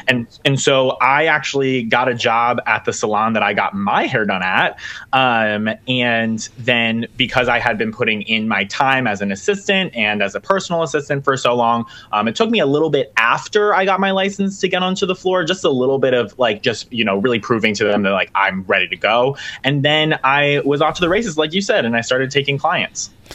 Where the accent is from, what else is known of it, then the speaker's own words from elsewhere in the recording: Pennsylvania, United States; I'm in Pennsylvania